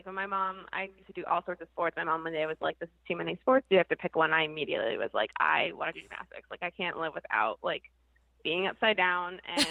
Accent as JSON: {"language": "English", "region": "New Jersey", "country": "United States", "moved": "as an adult", "lives_now": "Rhode Island, United States", "said": "I'm actually originally from New Jersey. So I moved to Rhode Island in 2008"}